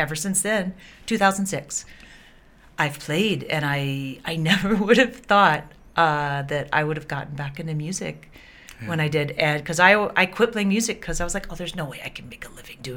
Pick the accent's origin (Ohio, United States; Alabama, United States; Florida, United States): Alabama, United States; Birmingham; moved away as an adult; also born or lived in North Carolina / San Diego, California; now in Honolulu, United States; I grew up in Birmingham, Alabama